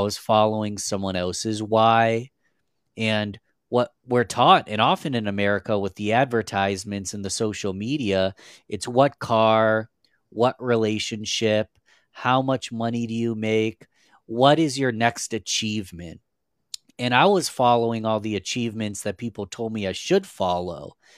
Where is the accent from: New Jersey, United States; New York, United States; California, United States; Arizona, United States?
New York, United States; Rochester; I'm from a little city called Rochester, New York. It's in upstate New York in the United States. We're quite a whiles away from New York City, so I'm not a big city guy, but, um, born and raised in New York my whole life